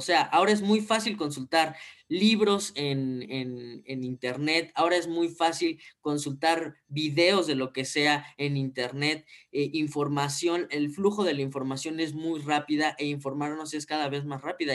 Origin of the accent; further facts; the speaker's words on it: Mexico; tenemos que cambiar como país, como mexicanos